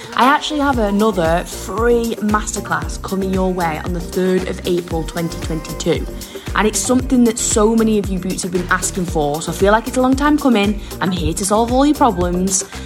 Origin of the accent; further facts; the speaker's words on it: Warrington, North West England, United Kingdom; I'm from Warrington, a little small town in north of England